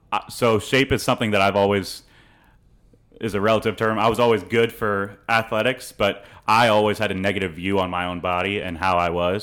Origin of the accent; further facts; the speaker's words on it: St. Petersburg, Florida, United States; moved away as an adult; also born or lived in Franklin, Indiana / Virginia; now in College Station, United States; I grew up in Saint Pe-, Saint Petersburg, Florida